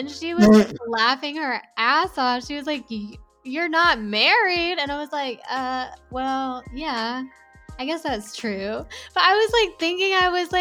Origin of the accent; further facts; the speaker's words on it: the South, United States; growing up in the South, it's just like very oppressive